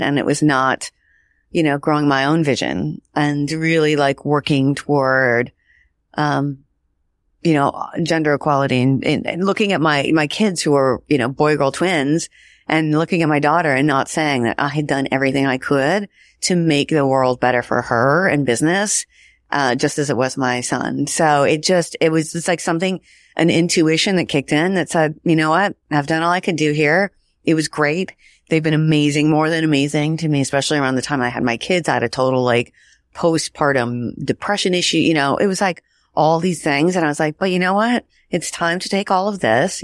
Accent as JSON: {"language": "English", "region": "Washington", "country": "United States", "tie": "born or raised there", "said": "I grew up in Washington State."}